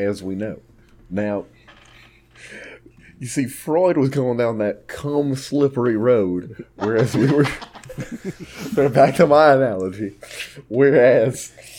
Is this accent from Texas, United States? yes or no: yes; Texas, United States; I'm Texan, not a metaphor expert.